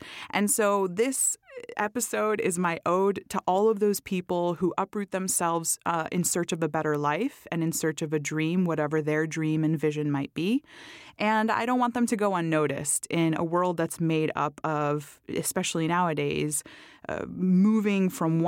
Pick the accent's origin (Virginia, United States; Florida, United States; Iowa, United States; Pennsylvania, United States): Florida, United States; Miami; moved away; my hometown and Karelle's hometown, which is Miami.